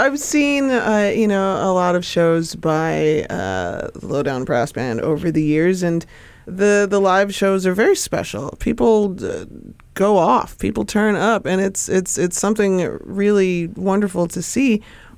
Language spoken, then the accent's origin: English; New York City, New York, United States; I was born in Harlem. So, you know, in the 80s, I grew up in the late 80s, early 90s.